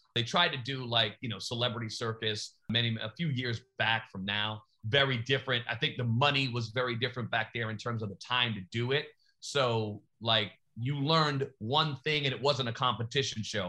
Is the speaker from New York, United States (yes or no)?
yes; New York, United States; I'm from New York